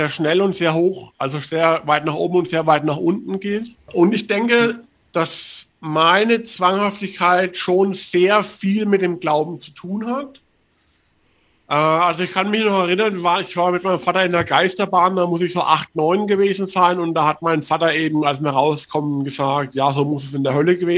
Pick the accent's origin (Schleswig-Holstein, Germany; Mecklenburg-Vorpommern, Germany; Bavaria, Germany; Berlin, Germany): Bavaria, Germany; ich bin 40 Jahre alt ich bin ab meinem zweiten, dritten Lebensjahr sind wir in ein kleines fränkisches Dorf bei Würzburg gezogen